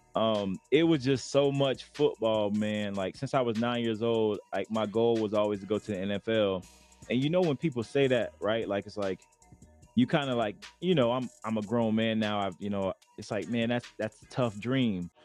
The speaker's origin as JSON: {"language": "English", "town": "Lakeland", "region": "Florida", "country": "United States", "tie": "born or raised there", "also_born_or_lived": "Arizona", "moved": "as an adult", "lives_now": "Denver, United States", "said": "I grew up in Lakeland, Florida"}